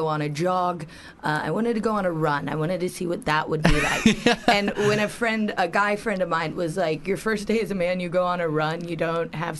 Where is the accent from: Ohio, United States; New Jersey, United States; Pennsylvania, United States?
Ohio, United States; moved away as an adult; also born or lived in New York City; I grew up in Ohio. Or even when I moved to New York City, I moved to New York at 18.